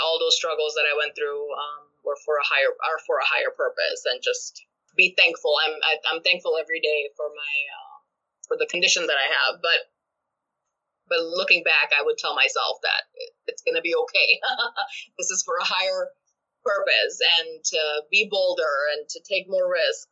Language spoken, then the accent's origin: English; Pakistan; moved away as an adult; now in United States; I am an immigrant, and I was not born in this country. I was born back home in Pakistan.